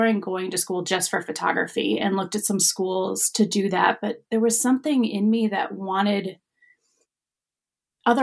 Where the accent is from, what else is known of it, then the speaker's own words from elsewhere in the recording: Wisconsin, United States; I'm from Wisconsin